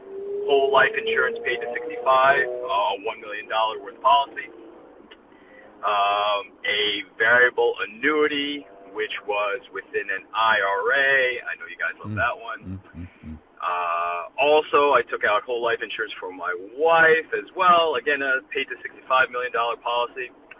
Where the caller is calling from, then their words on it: New Jersey, United States; I'm calling in from New Jersey.